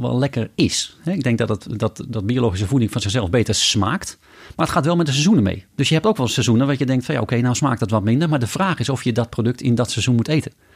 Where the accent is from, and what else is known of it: Amsterdam, North Holland, Netherlands; moved away as an adult; now in North Brabant, Netherlands